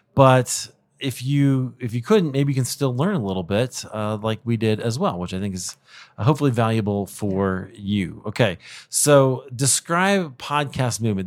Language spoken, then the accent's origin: English; Denver, Colorado, United States; It happens this year to be in my hometown. of Denver, Colorado